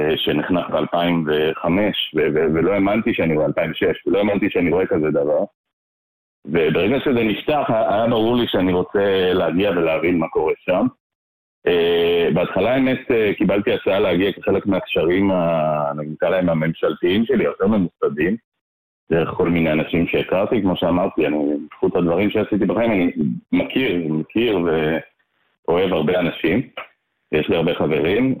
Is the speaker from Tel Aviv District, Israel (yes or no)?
no; Jerusalem, Jerusalem District, Israel; now in Ra'anana, Israel; אני אה, ישראלי אה, מלידה, תושב רעננה, גדלתי בירושלים דווקא